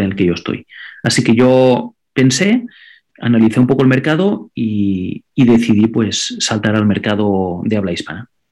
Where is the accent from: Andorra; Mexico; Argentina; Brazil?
Andorra; first language Catalan; Spanish is a second language; yo, por ejemplo, vivo en Andorra, soy de Andorra, y mi idioma nativo es el catalán